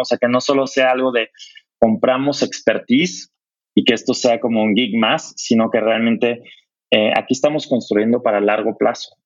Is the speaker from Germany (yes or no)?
yes; Germany; moved away; Yo, yo como alemán